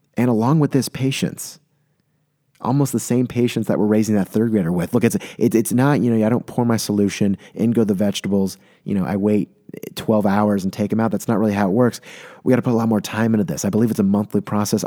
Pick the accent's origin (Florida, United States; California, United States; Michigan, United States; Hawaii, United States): California, United States; San Diego; born or raised there; moved away as an adult